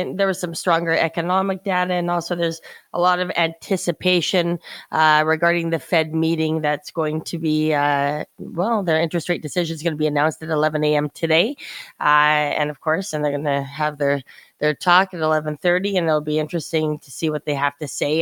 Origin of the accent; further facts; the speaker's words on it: Canada; as a Canadian